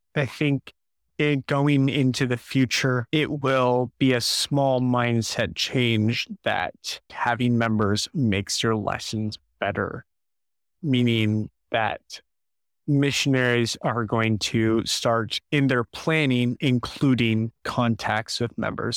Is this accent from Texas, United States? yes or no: no; St. Louis, Missouri, United States; moved away as an adult; now in Jonesboro, United States; I'm from Saint Louis